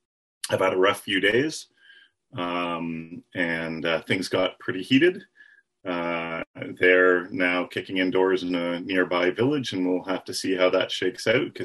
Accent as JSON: {"language": "English", "country": "Canada", "said": "I'm a Canadian playing against type as a Canadian."}